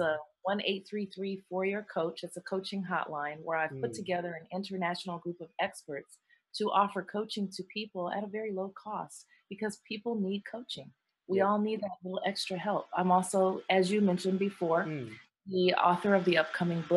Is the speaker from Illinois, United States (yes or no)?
yes; Rockford, Illinois, United States; also born or lived in Maui, Hawaii; now in Arizona, United States; I'm originally from a Midwestern town in Illinois, Rockford, Illinois, in the U.S.